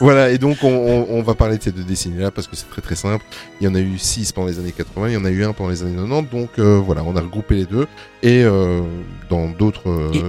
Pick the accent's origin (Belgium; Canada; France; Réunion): Belgium; nous sommes belges